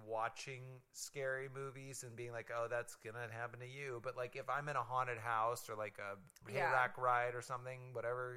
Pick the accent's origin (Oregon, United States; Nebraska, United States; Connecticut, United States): Nebraska, United States; I'm from Nebraska